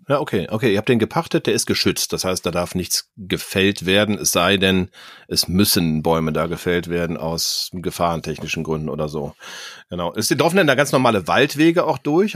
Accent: Cologne, North Rhine-Westphalia, Germany; wo ich mich als äh, Kölner auch ganz wohl fühle.

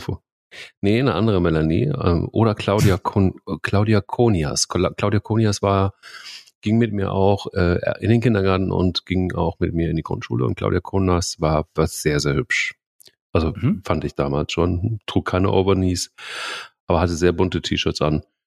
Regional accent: Dillenburg, Hesse, Germany; bin ich denn irgendwie in Dillenburg aufgewachsen, im Westerwald

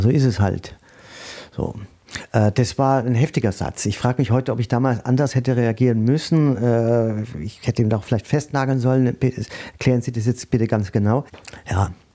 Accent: Würzburg, Bavaria, Germany; moved away as an adult; now in Mainz, Germany; ich komme ja aus Würzburg, auch Weinstadt

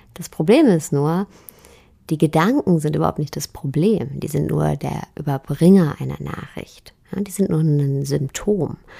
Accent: Germany; bei uns in Deutschland

